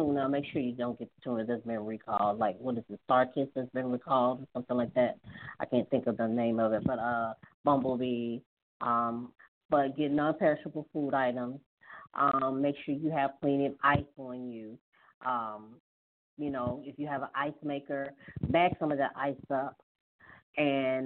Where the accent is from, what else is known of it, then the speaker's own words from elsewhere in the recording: Hattiesburg, Mississippi, United States; my hometown of Hattiesburg